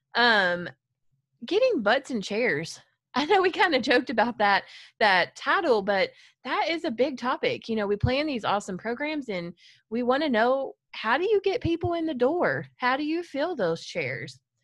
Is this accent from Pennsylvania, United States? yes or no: no; Farmersville, Texas, United States; I grew up in a small town in Collin County called Farmersville, Texas, home of the mighty fighting farmer